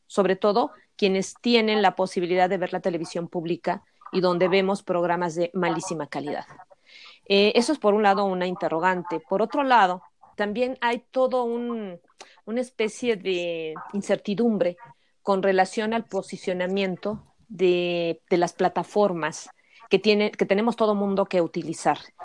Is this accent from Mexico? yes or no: yes; Mexico; nosotros contamos como sociedad mexicana